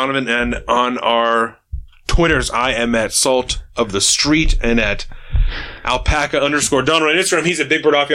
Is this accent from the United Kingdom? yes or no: no; Canada; I'm fucking Canadian.